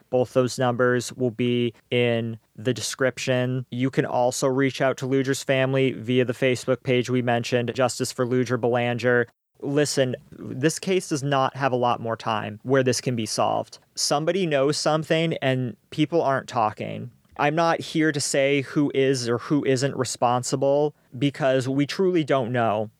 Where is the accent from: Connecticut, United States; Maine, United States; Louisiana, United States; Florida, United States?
Maine, United States; growing up in Maine